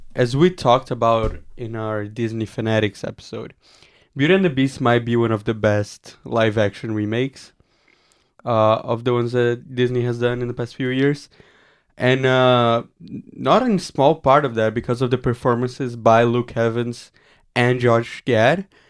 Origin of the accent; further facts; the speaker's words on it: Brazil; moved away; my home country of Brazil